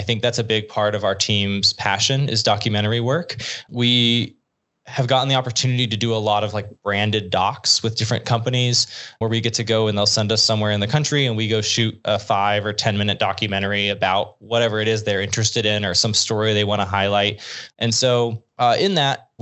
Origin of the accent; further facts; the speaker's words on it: Arkansas, United States; I'm from Arkansas.